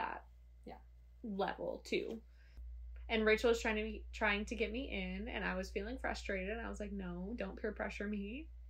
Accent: Muskegon, Michigan, United States; moved away; I grew up on Lake Michigan.

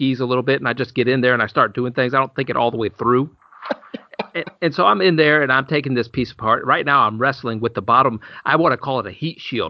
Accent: Illinois, United States; moved away; I grew up in Illinois

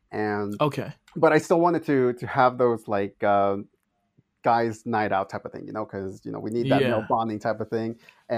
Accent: San Diego, California, United States

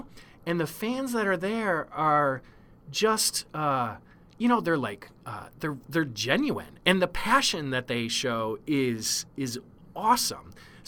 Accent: Detroit, Michigan, United States; moved away as an adult; now in San Francisco Bay Area, United States; So I grew up in Detroit

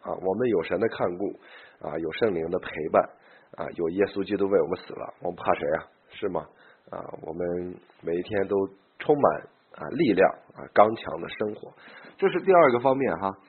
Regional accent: China; also born or lived in Beijing; 我们中国人呢，这个这个很难，就是相信基督基督教这个这一关呀很难过啊

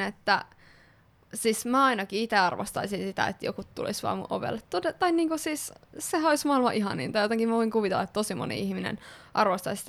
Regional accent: Kokkola, Central Ostrobothnia, Finland; moved away; Kokkolassa, eli minun kotikaupungissani. Ee, öö, tai siis lapsuuden kotikaupungissani.

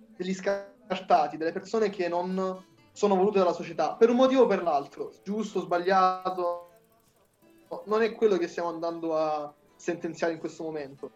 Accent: Apulia, Italy; io vengo dalla Puglia

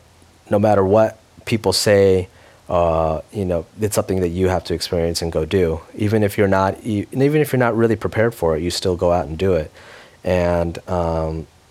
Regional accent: United States; I grew up in America

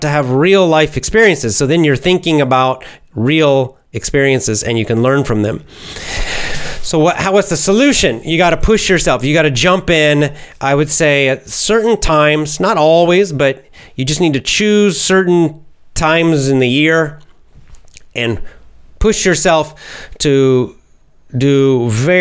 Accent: United States; being an American

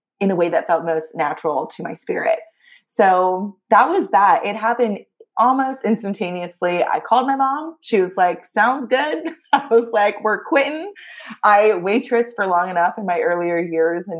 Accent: Augusta, Georgia, United States; moved away as an adult; now in New York City, United States; I grew up down south in Augusta, Georgia

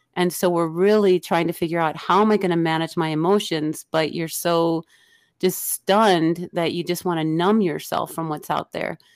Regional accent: Illinois, United States; I grew up in the Illinois area

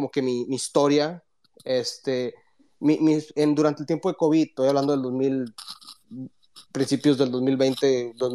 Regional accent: South Texas, United States; soy del sur de Texas, de hecho tengo, estoy a que 10 millas de México, mis, cuatro, mis tres de mis, tres de mis cuatro abuelos son mexicanos

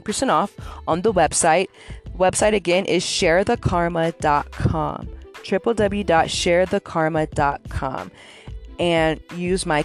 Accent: California, United States; moved away as an adult; I'm born and raised in Cali

